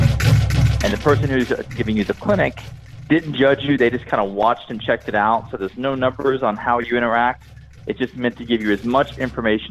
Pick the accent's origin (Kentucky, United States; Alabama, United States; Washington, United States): Kentucky, United States; moved away; also born or lived in Dallas; I'm originally from Kentucky